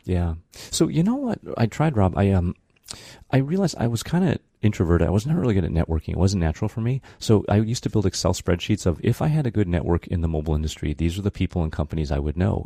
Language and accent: English; Brighton, Michigan, United States; moved away; also born or lived in Japan; growing up in Brighton, it was tough